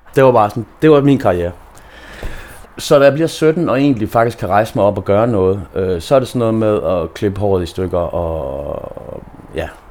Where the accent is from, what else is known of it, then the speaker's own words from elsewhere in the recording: Aarhus, Central Denmark Region, Denmark; now in Copenhagen, Denmark; jeg er jo fra Aarhus